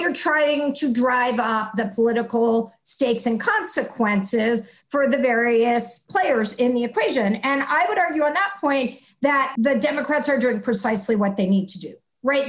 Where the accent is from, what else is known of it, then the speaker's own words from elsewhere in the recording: Texas, United States; my home state of Texas